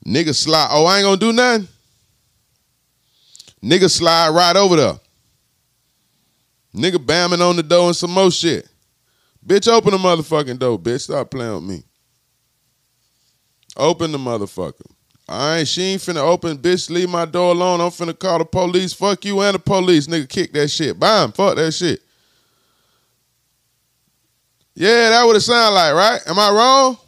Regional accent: Florida, United States; In Florida, I'm from Florida

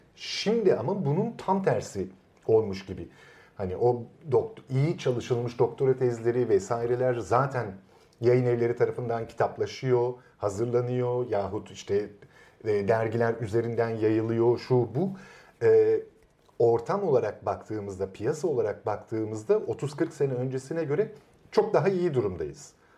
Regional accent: Istanbul, Turkey; İstanbul'un kitaba erişimi olmayan bir Taşra mahallesinde büyüdüm ben

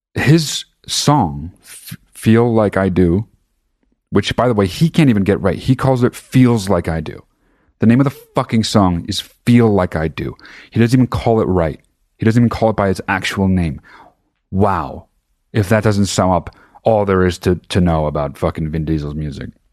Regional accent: New Jersey, United States; now in Los Angeles, United States; I'm fucking from New Jersey, I live in Los Angeles

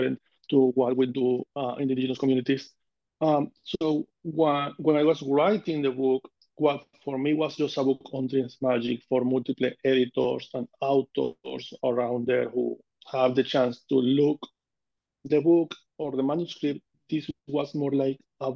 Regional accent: Amazonas, Venezuela; English is a second language; now in New York City, United States; I born in Amazonas, Venezuela. I grew up in there.

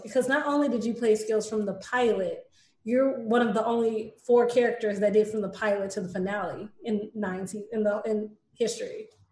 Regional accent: East St. Louis, Illinois, United States; and I'm from East St. Louis

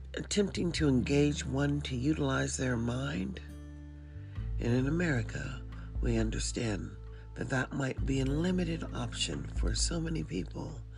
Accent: United States; I was born in the USA

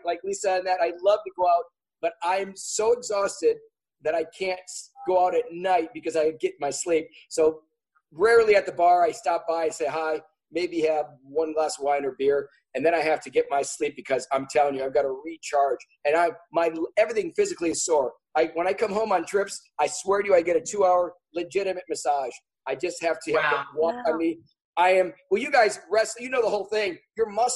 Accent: Wisconsin, United States; now in Los Angeles, United States; my home state of Wisconsin

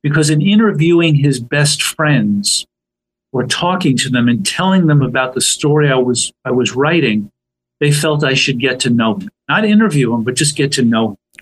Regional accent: New Rochelle, New York, United States; I was born in, in the city. I grew up in in New Rochelle, New York

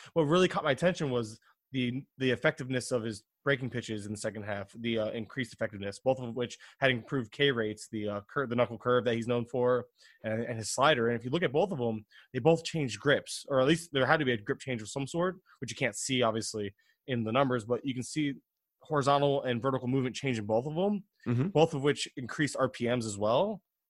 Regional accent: Florida, United States; I'm from Florida. I don't know. We don't do trains and subways.

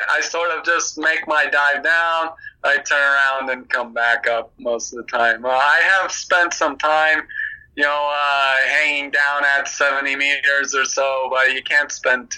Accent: California, United States; I'm from California

